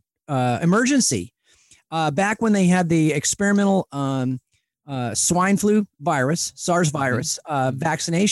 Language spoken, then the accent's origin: English; Spokane, Washington, United States; accent: Spokane; I grew up in the Spokane area, and Spokane is known as the Lilac City